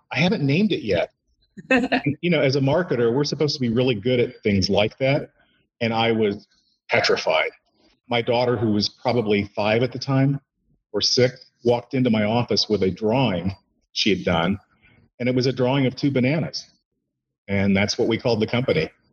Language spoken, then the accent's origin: English; Indiana, United States; moved away as an adult; also born or lived in Bay Area, California; came back to my uh, my my home state, Indiana.